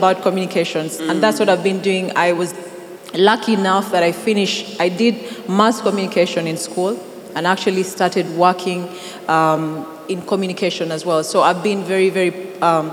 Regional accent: Teso, Uganda; moved away as an adult; also born or lived in Kampala; I come from Teso. So I'm basically bred, raised from Teso

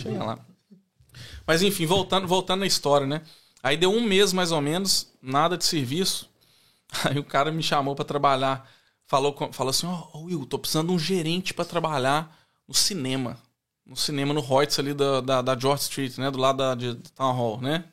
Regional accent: Belo Horizonte, Minas Gerais, Brazil; accent: mineiro; moved away as an adult; also born or lived in Ribeirão Preto; now in Australia; Nós dois nascemos em São Paulo. Ela nasceu em São Paulo, capital, e eu nasci em Ribeirão Preto. Mas a gente viveu a vida inteira lá em, lá em Belo Horizonte

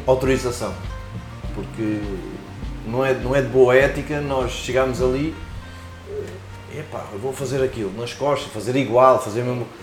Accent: Lisbon, Portugal; moved away as an adult; now in Margem Sul (Corroios), Portugal; venho de Lisboa, Sim. onde nasci

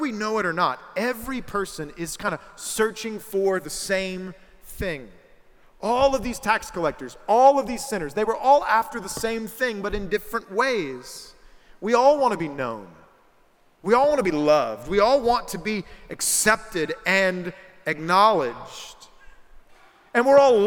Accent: South Carolina, United States; I'm from South Carolina

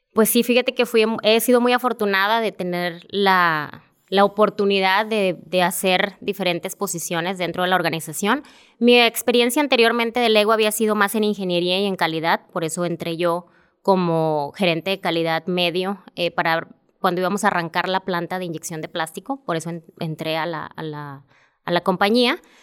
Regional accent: Monterrey, Nuevo León, Mexico; yo soy originaria de Monterrey

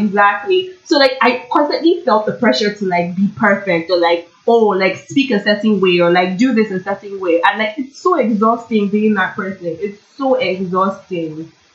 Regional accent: Nigeria; also born or lived in Toronto, Canada; now in Kingston, Canada; growing up in Nigeria, being surrounded with all these black people, I came to Canada

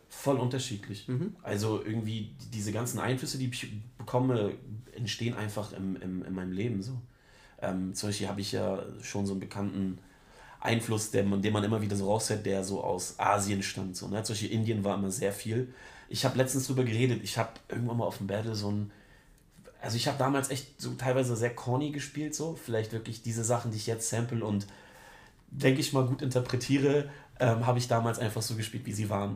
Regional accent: Germany; ich komme von der schönen Ostsee

